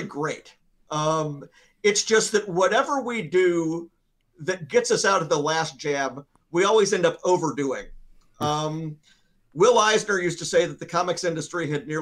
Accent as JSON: {"language": "English", "town": "Memphis", "region": "Tennessee", "country": "United States", "tie": "born or raised there", "said": "my hometown of Memphis"}